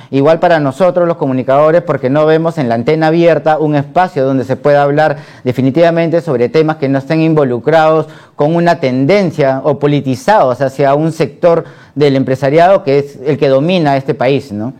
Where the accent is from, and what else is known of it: Peru